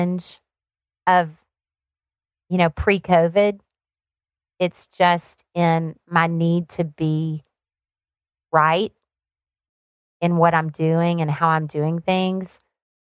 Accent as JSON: {"language": "English", "region": "Alabama", "country": "United States", "tie": "born or raised there", "also_born_or_lived": "Seattle, Washington", "moved": "as an adult", "lives_now": "Florida, United States", "said": "So I grew up on a farm in Alabama. That's where my accent came from."}